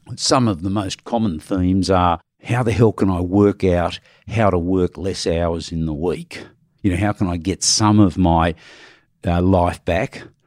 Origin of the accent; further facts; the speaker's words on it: Australia; we as Australians